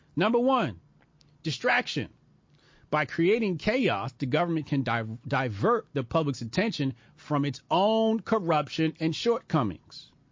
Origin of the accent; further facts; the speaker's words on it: United States; I'm an American.